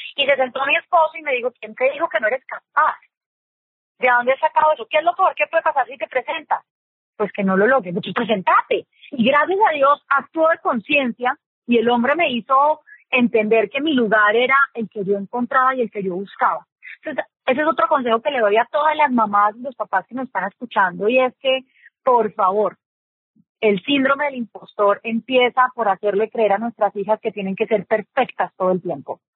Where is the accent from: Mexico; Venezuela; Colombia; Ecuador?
Colombia; aquí en Colombia que tenemos esos acentos tan marcados